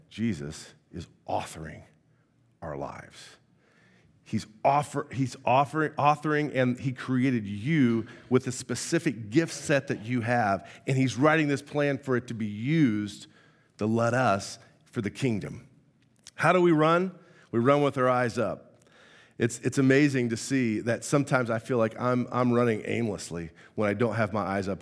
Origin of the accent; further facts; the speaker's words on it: Indiana, United States; moved away; I, I'm born and raised from Indiana.